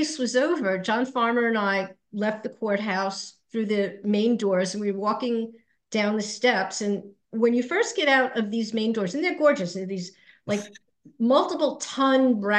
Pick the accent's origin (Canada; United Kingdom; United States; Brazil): United States; Long Island, New York; I grew up on Long Island